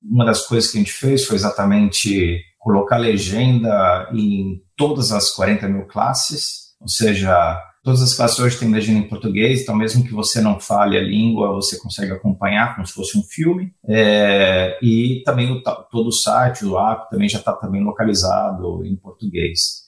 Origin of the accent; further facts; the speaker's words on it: São Paulo, Brazil; moved away as an adult; now in United States; Eu sou original de São Paulo, Brasil, mas eu acabei fazendo minha carreira aqui fora, nos Estados Unidos.